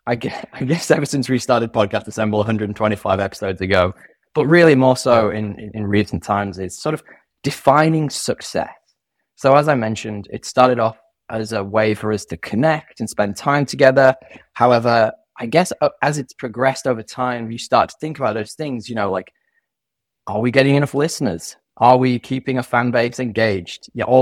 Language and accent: English; United Kingdom; now in Sydney, Australia; our USP is that I'm a Brit and he's an American and we both live in Sydney.